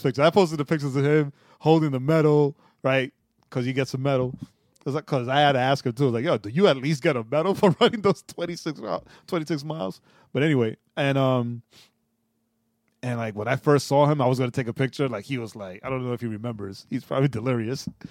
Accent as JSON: {"language": "English", "town": "New York City", "region": "New York", "country": "United States", "tie": "born or raised there", "moved": "yes", "said": "being born and raised in New York City"}